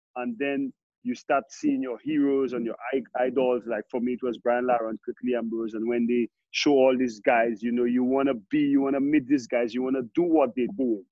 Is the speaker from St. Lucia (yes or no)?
yes; St. Lucia; growing up in Saint Lucia, the countryside.